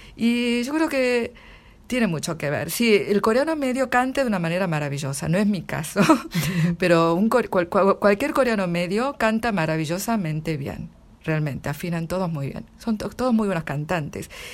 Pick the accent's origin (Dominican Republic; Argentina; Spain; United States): Argentina; accent: Argentine; moved away as an adult; now in Seoul, South Korea; hablo con acento argentino 100%